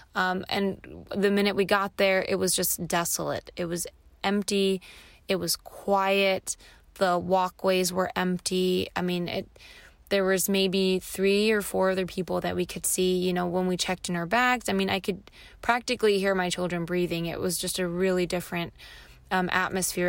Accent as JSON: {"language": "English", "town": "Los Angeles", "region": "California", "country": "United States", "tie": "born or raised there", "said": "I was born and raised in Los Angeles"}